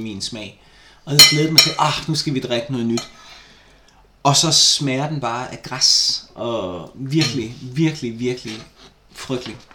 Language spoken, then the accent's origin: Danish; Vejle, Southern Denmark, Denmark; moved away; jeg var flyttet fra Vejle